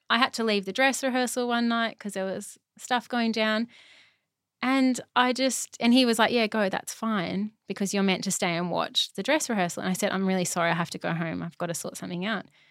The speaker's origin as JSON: {"language": "English", "town": "Brisbane", "region": "Queensland", "country": "Australia", "also_born_or_lived": "Melbourne", "moved": "as an adult", "said": "I'm from Brisbane, all my family's here"}